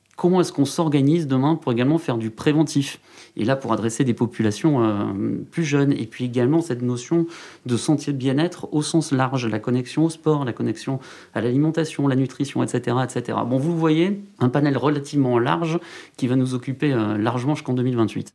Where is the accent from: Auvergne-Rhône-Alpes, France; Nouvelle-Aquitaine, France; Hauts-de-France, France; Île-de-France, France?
Nouvelle-Aquitaine, France; Saint-Paul-lès-Dax; Je suis originaire des Landes.